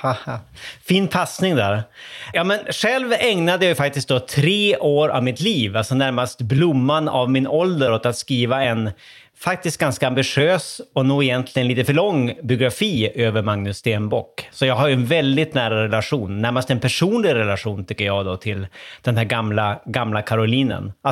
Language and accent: Swedish; Sweden; jag var svensk gästforskare i Köpenhamn i början av 00-talet